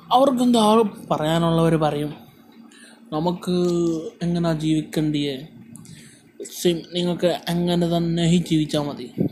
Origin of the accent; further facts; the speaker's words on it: Malayali, Kerala, India; now in Gujarat, India; ഞാനൊരു മലയാളിയാണ് പക്ഷേ ഞാൻ നാട്ടിലാണ് താമസിക്കുന്നത് ഞാൻ ഗുജറാത്തിലാണ് താമസിക്കുന്നത്